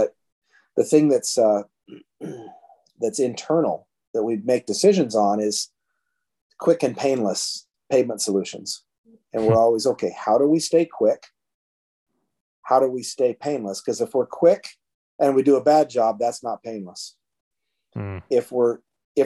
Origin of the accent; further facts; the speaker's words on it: Oregon, United States; I was born and raised in Oregon